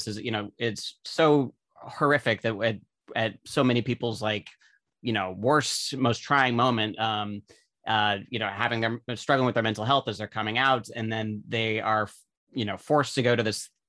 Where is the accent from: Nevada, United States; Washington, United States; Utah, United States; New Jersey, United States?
Utah, United States; So I'm from Utah. I was raised Mormon.